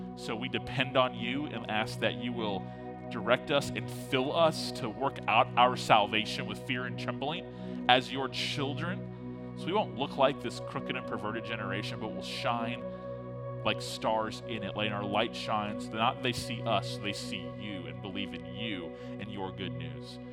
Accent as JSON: {"language": "English", "town": "Tallahassee", "region": "Florida", "country": "United States", "tie": "born or raised there", "also_born_or_lived": "Fort Lauderdale, Florida", "said": "I grew up in Tallahassee, but I was born in Fort Lauderdale and lived as a kind of younger elementary uh, school kid in Fort Lauderdale"}